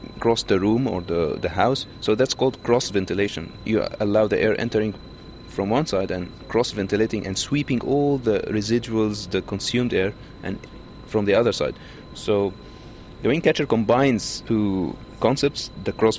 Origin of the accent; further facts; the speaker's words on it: Egypt; now in Auckland, New Zealand; I'm from Egypt